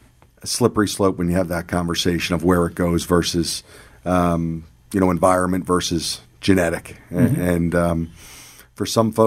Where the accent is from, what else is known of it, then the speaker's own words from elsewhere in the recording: Warminster, Pennsylvania, United States; also born or lived in Doylestown; So we grew up in the Warminster area and then later moved up to Doylestown, Pennsylvania.